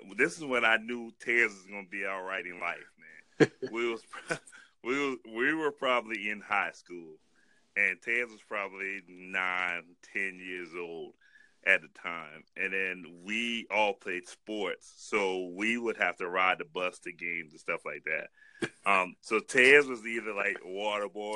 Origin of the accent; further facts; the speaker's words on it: Holly Hill, United States; we're all from Holly Hill